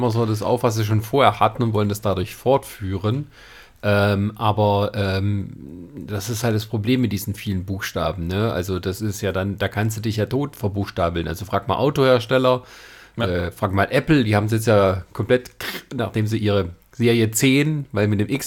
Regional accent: Germany; Ja, als Deutscher, ja.

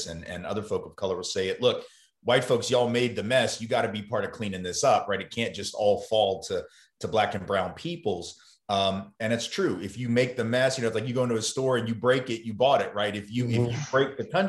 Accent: the South, United States; accent: Southern; I've come to peace with being a Southerner, being someone who's lived in the South my whole life

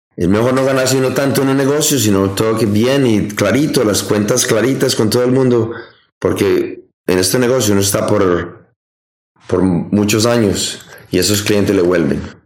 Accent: Colombia; moved away as an adult; now in United States; yo me fui de Colombia

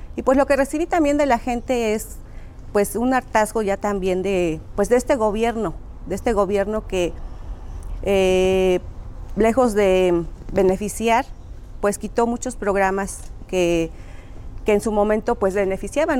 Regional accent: Tlatlauquitepec, Puebla, Mexico; originaria de Tlatlauquitepec, Puebla

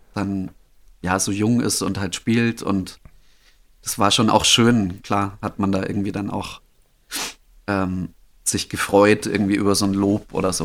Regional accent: Holzhausen, Bavaria, Germany; moved away; also born or lived in Wolfratshausen / Berlin; ich wurde geboren in Wolfratshausen. Das ist, äh, das okay. da irgendwo in der, also das ist auch nicht so weit weg von Holzhausen, aber ich bin aufgewachsen eben in ja. Holzhausen

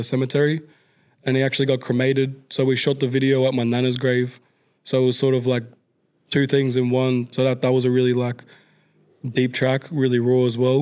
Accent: Queensland, Australia; moved away; I grew up with back in Queensland

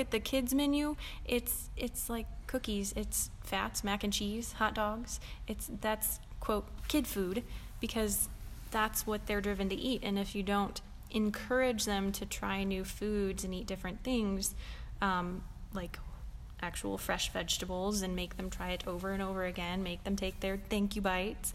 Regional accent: Indiana, United States; moved away; I'm from Indiana

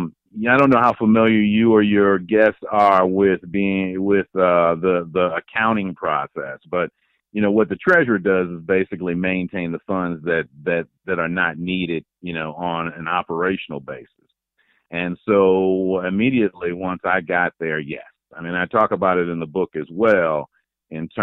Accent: Chicago, Illinois, United States; I grew up in the Foster Park area out on the southwest side

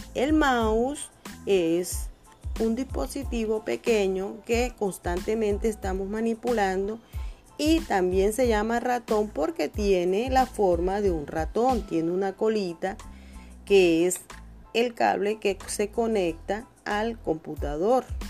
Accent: Ciénaga, Magdalena, Colombia; soy nacida de acá de Ciénaga

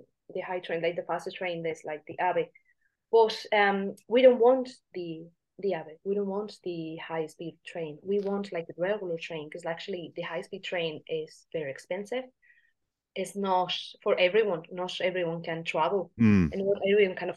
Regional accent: Extremadura, Spain; in my hometown

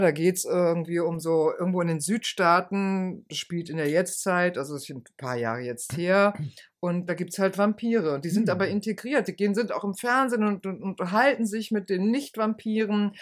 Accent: Rhineland, Germany; ich bin ja Rheinländerin

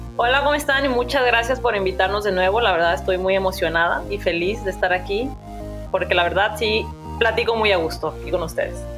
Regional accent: Mexico; moved away as an adult; now in Canada; como mexicano

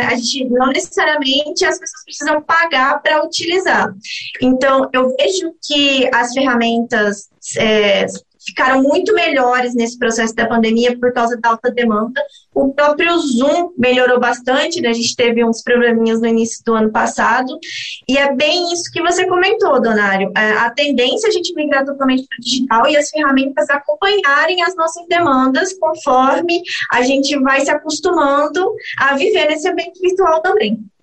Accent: Brazil; nós como brasileiros

